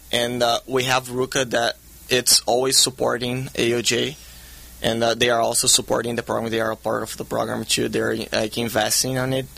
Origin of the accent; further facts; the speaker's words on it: Brazil; now in California, United States; I grew up in Brazil.